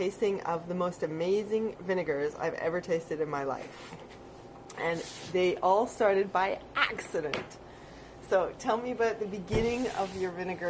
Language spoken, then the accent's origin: English; Canada; I am unapologetically Canadian.